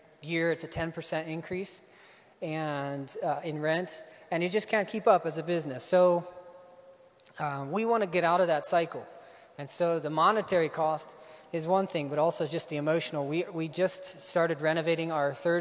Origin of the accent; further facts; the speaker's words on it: Ohio, United States; moved away as an adult; also born or lived in Iowa; I grew up in Ohio. Grew up on a farm and came here to Iowa 2005